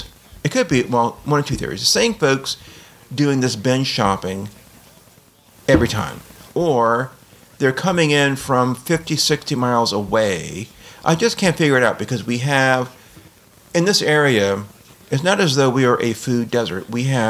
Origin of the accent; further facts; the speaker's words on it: New Orleans, Louisiana, United States; But, you know, I guess I come from New Orleans, and so this is the sort of thing we see during a hurricane.